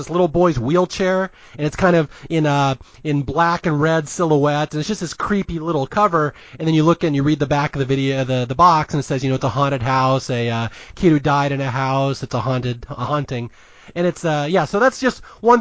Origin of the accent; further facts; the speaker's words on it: Seattle, Washington, United States; I am from Seattle, Washington, a proud Northwesterner